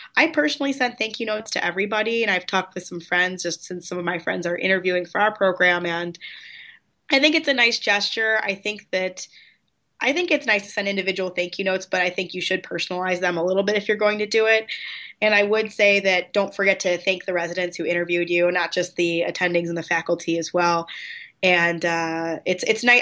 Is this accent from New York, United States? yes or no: no; Chicago, Illinois, United States; I grew up in Chicago.